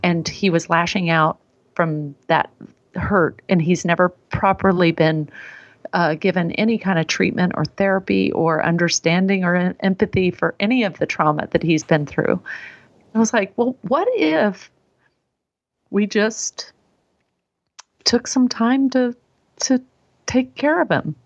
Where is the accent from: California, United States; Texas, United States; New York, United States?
Texas, United States; moved away; I was raised in Texas